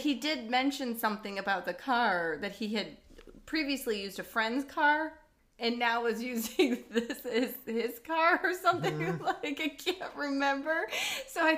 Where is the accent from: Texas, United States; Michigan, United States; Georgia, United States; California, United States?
Michigan, United States; Detroit; now in Los Angeles, United States; I'm from Detroit